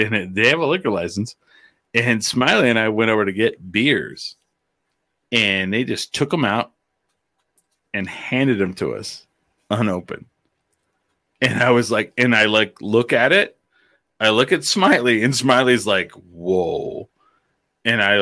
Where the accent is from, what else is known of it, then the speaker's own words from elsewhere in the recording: Clovis, New Mexico, United States; I grew up right in Clovis is like 9 miles from the Texas border